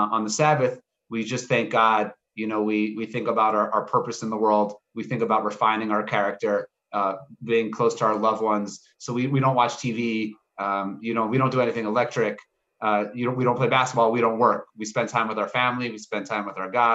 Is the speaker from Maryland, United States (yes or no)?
yes; Baltimore, Maryland, United States; moved away as an adult; now in Jerusalem, Israel; I grew up in Maryland